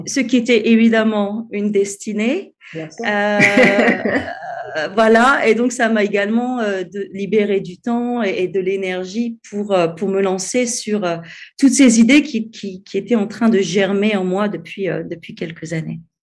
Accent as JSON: {"language": "French", "country": "France", "moved": "as an adult", "lives_now": "Cape Town, South Africa", "said": "je suis française, mais je vis à l'étranger depuis 12 ans. je vis en ce moment au Cap, en Afrique du Sud"}